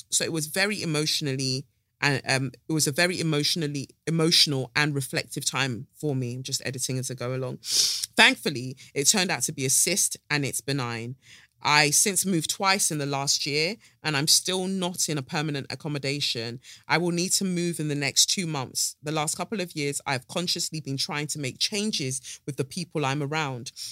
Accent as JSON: {"language": "English", "town": "Peckham", "region": "London", "country": "United Kingdom", "tie": "born or raised there", "said": "So I grew up in Peckham and we lived there for almost 20 years."}